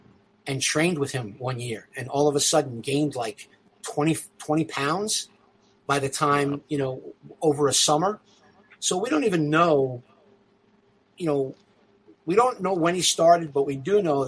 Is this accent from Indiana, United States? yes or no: no; New York City, New York, United States; Because I grew up in Brooklyn, right?